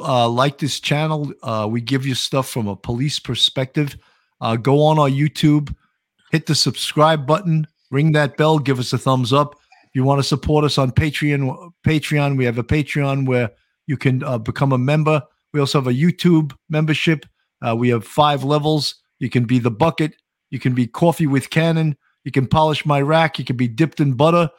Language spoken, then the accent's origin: English; New York, United States; I'm a New Yorker